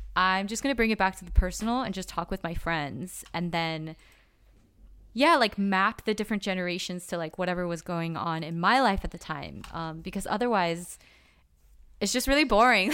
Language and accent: English; Los Angeles, California, United States; growing up in Koreatown, like, I would get called Chinita all the time